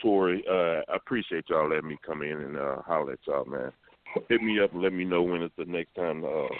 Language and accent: English; Gary, Indiana, United States; now in Atlanta, United States; No, I'm from Gary. I live in Atlanta.